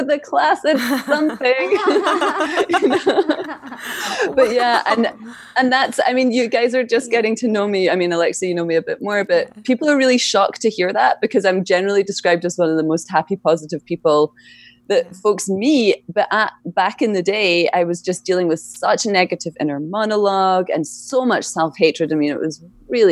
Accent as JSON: {"language": "English", "region": "Scotland", "country": "United Kingdom", "tie": "born or raised there", "moved": "yes", "said": "I grew up in Scotland"}